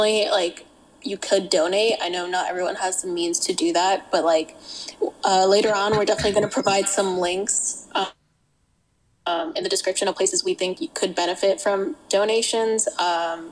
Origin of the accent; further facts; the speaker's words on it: the South, United States; We're from the South